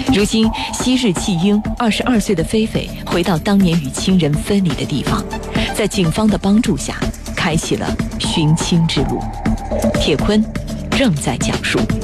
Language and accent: Chinese; United States; Chinese is a second language; also born or lived in Beijing, China; 我从美国来的